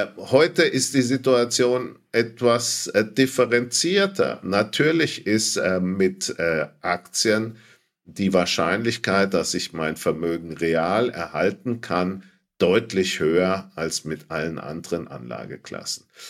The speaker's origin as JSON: {"language": "German", "area": "Franconia", "region": "Bavaria", "country": "Germany", "tie": "born or raised there", "said": "als äh, Franke"}